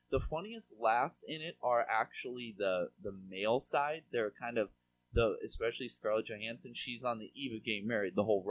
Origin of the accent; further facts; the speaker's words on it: Seattle, Washington, United States; moved away; I'm from Seattle originally.